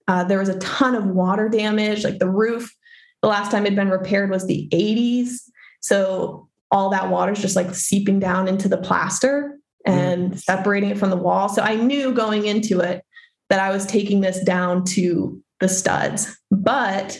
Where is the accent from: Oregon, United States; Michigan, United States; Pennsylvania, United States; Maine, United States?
Maine, United States; moved away as an adult; I'm from Maine, born and raised Mainer over here